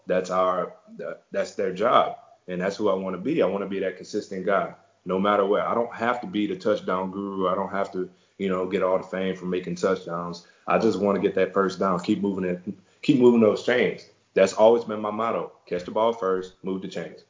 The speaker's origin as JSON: {"language": "English", "town": "Beaumont", "region": "Texas", "country": "United States", "tie": "born or raised there", "said": "my hometown, uh, Beaumont, Texas which is in southeast Texas"}